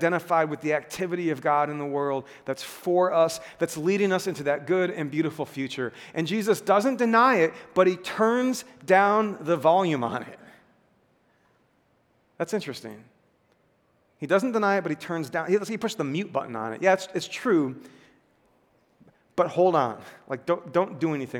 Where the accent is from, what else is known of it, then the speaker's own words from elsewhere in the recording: United States; I'm an American